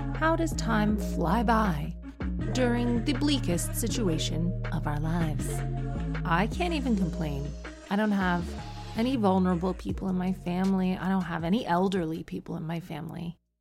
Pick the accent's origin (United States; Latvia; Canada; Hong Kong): Canada; moved away